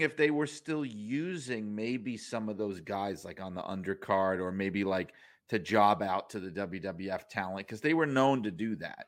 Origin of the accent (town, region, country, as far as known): New York City, New York, United States; moved away as an adult